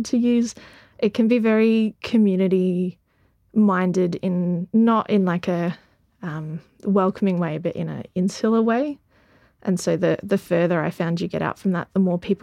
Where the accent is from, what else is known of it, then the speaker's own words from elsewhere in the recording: Queenscliff, Victoria, Australia; now in Geelong, Australia; I'm from the Bellarine, which is just further kind of around the bay. So Queenscliff